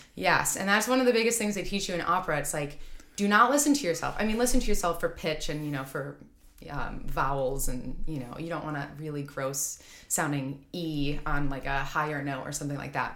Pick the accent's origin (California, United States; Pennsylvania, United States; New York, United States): New York, United States; Rochester; I grew up around Eastman, okay, um, in Rochester, outside of Rochester